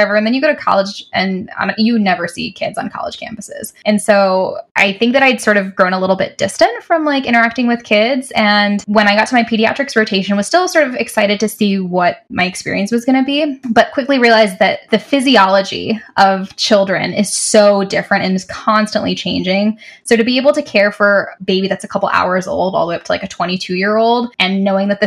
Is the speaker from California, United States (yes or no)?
no; Canton, Michigan, United States; also born or lived in Detroit, Michigan; I am from Canton, Michigan, and I went to Wayne State University for undergrad in Detroit